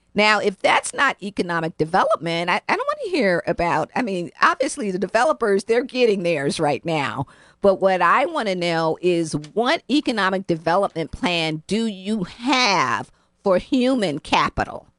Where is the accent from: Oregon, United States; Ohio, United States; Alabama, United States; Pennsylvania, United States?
Ohio, United States; Cleveland; now in New Haven, United States; I grew up in Cleveland, Ohio